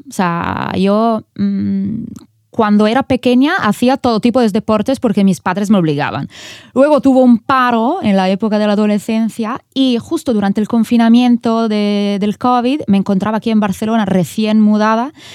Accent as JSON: {"language": "Spanish", "area": "Italian Switzerland", "region": "Ticino", "country": "Switzerland", "tie": "born or raised there", "also_born_or_lived": "San Francisco, California", "moved": "as an adult", "said": "Cuando me moví desde Suiza, donde yo nací y me crié, a California, en San Francisco, pues yo crecí en, un, en una pequeña ciudad de la Suiza italiana"}